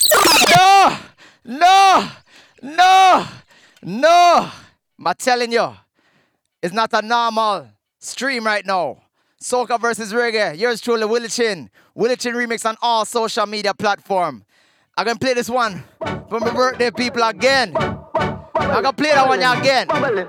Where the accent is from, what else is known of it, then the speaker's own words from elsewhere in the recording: Miami, Florida, United States; I'm from Miami